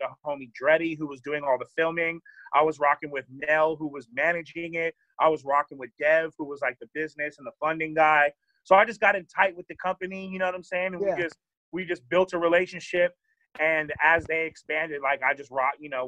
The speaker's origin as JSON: {"language": "English", "town": "Sacramento", "region": "California", "country": "United States", "said": "I'm from Sacramento. I was living in Sacramento"}